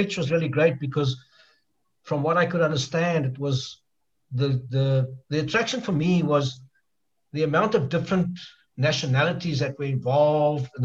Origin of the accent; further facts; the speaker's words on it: South Africa; also born or lived in East Kalimantan, Indonesia; now in Jakarta, Indonesia; I said, South Africa